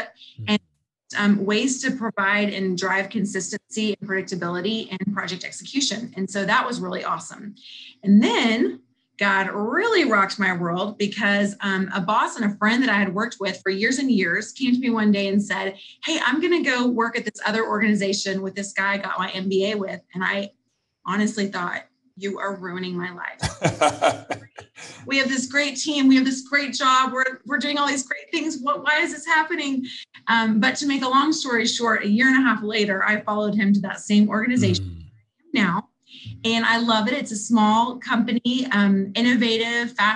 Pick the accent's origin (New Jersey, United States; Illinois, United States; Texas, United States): Texas, United States; Houston; I grew up in Houston, Texas.